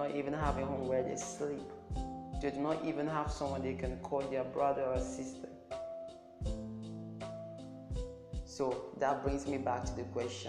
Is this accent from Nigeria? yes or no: yes; Nigeria; I'm from Nigeria